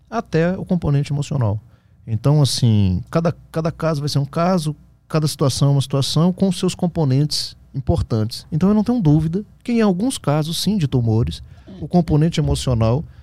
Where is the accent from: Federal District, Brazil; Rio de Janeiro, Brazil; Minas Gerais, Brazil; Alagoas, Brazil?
Federal District, Brazil; Brasília; É, eu sou de Brasília.